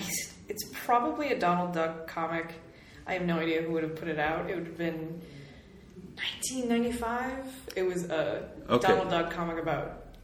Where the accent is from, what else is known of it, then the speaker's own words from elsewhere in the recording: near the Minnesota border, Wisconsin, United States; I am not technically Minnesotan born, but I was born just across the border, and my whole family is from over here, so I've sort of lived that border my entire life.